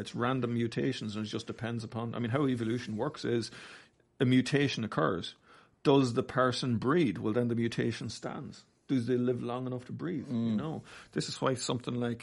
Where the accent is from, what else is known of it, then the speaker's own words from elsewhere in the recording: Navan, Leinster, Ireland; now in Australia; Navan, my hometown